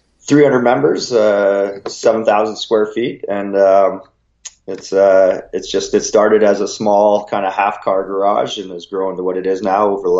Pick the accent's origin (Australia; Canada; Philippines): Canada; Collingwood, Ontario; Yeah, we're pretty lucky where where Collingwood is situated, we're right on Georgian Bay.